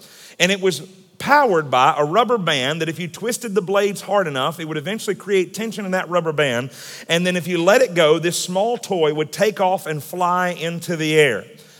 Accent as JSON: {"language": "English", "town": "Atlanta", "region": "Georgia", "country": "United States", "tie": "born or raised there", "moved": "as an adult", "lives_now": "Staten Island, United States", "said": "I am a local boy, as Pastor Mike mentioned. I was raised in the Atlanta area, went to Parkview High School."}